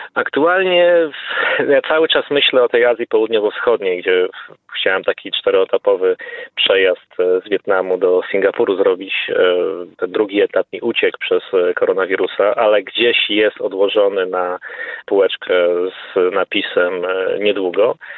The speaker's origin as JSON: {"language": "Polish", "country": "Poland", "said": "jako Polak"}